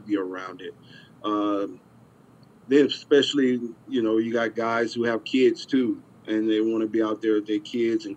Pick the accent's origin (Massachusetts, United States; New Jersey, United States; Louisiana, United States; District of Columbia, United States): Louisiana, United States; now in South Florida, United States; I grew up in Louisiana